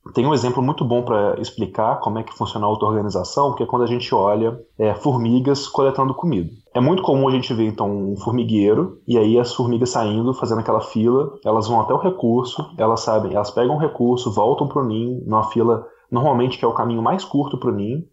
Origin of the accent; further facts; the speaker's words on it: Brazil; moved away as an adult; now in New Zealand; aproveitei para voltar aqui visitar a terrinha.